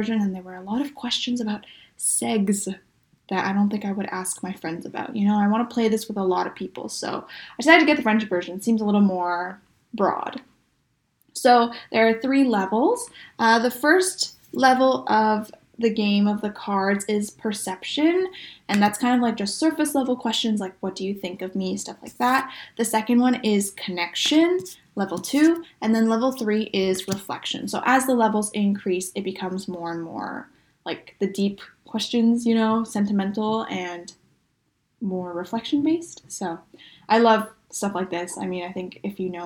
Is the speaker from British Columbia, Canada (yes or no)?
yes; Vancouver, British Columbia, Canada; a lot of my closest friends I've known since high school, so we're all from Vancouver